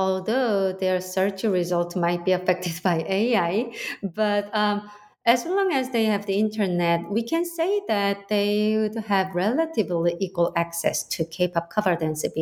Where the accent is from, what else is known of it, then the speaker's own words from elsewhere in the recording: South Korea; moved away as an adult; now in United States; I am Korean. I still have Korean citizenship